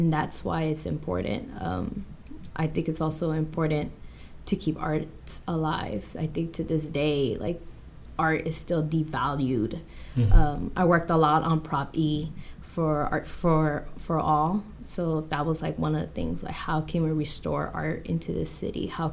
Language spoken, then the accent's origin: English; Los Angeles, California, United States; I grew up in South Central